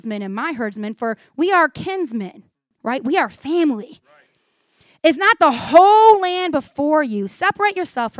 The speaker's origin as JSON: {"language": "English", "country": "United States", "said": "American Christians"}